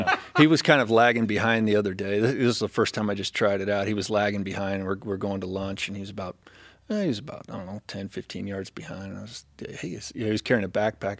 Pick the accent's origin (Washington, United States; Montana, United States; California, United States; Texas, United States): California, United States; moved away; I grew up in California